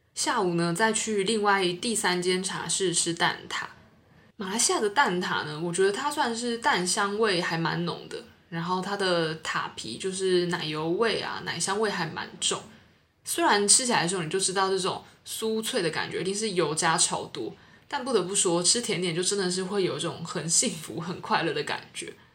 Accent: Taiwan; moved away as an adult; now in Singapore; 我是台湾人，然后来到新加坡工作

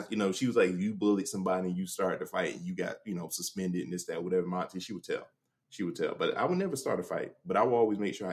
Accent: Jacksonville, Florida, United States; Some of the neighborhoods I grew up in Jacksonville

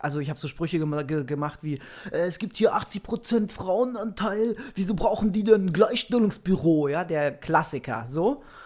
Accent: Germany; ich mich als Deutscher

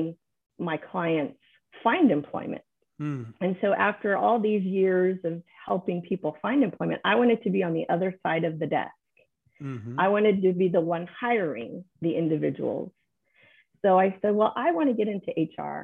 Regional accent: San Antonio, Texas, United States; I'm born and raised in San Antonio. I have never left San Antonio, permanently in all my life

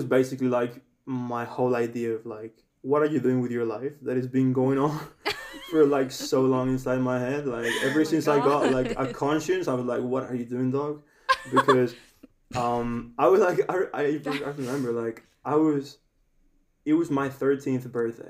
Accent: Spain; I have two surnames because I'm from Spain, and we have two surnames here in Spain

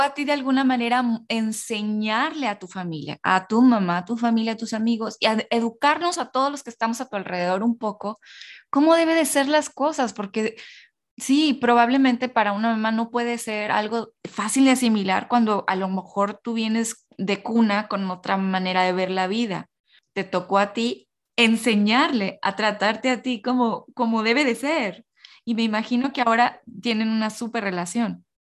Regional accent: northern Mexico, Mexico; yo soy norteña

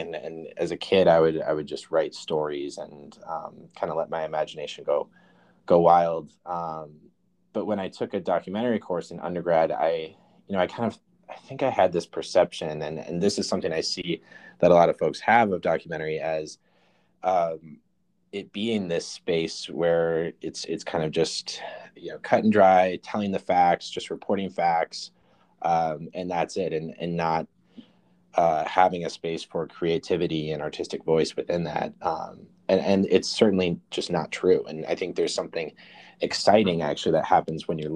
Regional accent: Mankato, Minnesota, United States; moved away; I am originally from Minnesota, southern Minnesota, a town called Mankato. Yeah, I lived most of my life there, actually.

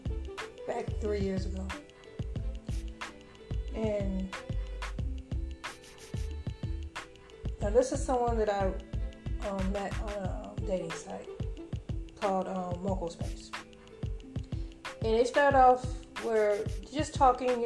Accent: Chicago, Illinois, United States; moved away; also born or lived in Indianapolis, Indiana; I came from Indianapolis and came from Indianapolis when I got here. I came to Chicago. I wound up going back home to Chicago.

